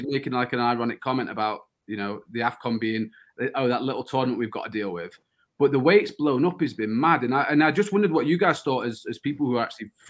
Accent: Yorkshire and the Humber, United Kingdom; someone growing up in Yorkshire

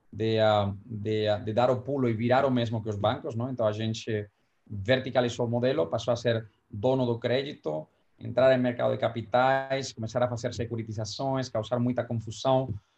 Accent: Valencia, Valencian Community, Spain; Portuguese is a second language; moved away as an adult; also born or lived in New York; now in São Paulo, Brazil; em Valência, que é de onde eu sou

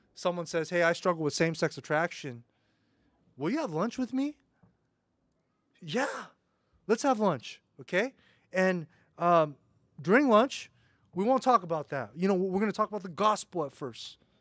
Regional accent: United States; an American

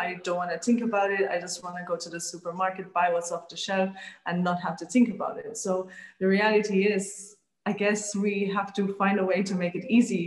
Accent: Malta; I grew up in Malta

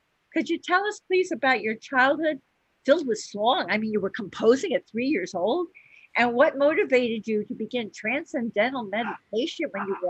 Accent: Coral Gables, Florida, United States; I grew up in Coral Gables, which was a community about a half an hour away. So we have a lot of commonality here with our Florida roots.

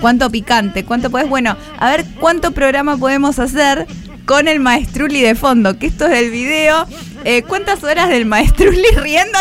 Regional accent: Argentina; en Argentina somos nazis racistas

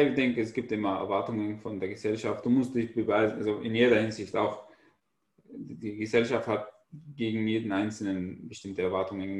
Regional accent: Syria; German is a second language; moved away as an adult; Ich komme aus Syrien, ich bin Flüchtling.

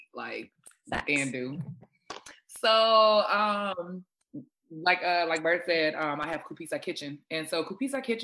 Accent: Zimbabwe; first language Shona; English is a second language; moved away; I'm originally Zimbabwean. So I'm Zimbabwean by birth, born there and everything.

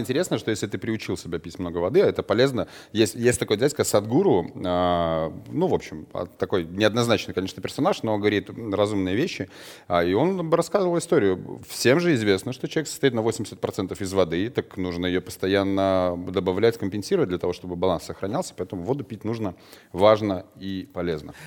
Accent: Belarus; у нас в стране, а мы из Беларуси вещаем

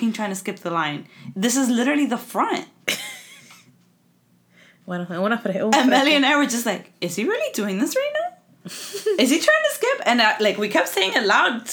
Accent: Miami, Florida, United States; we're from Miami.

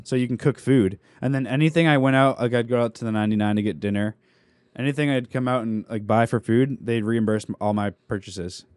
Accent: New England, United States; also born or lived in San Diego; we grew up in New England

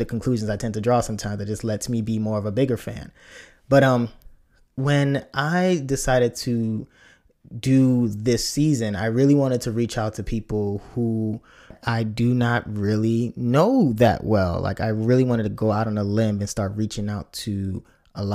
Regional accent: Nigeria; as a kid growing up, it was always good to watch and see someone with a name that was Nigerian. And as a Nigerian, I could tell.

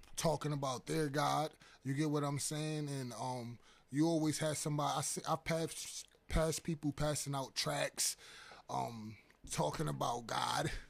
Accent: New York City, New York, United States; I'm originally from Harlem, New York

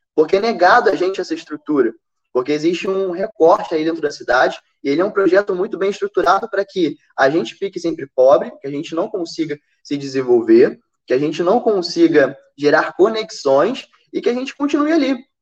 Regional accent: Rio de Janeiro, Brazil; Sou de Jacarepaguá, mas tô visitando porque Rocha Miranda é o point

